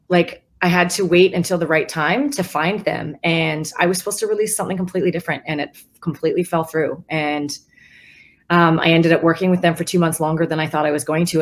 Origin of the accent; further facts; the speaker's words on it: West Coast, United States; now in Nashville, United States; I'm from the West Coast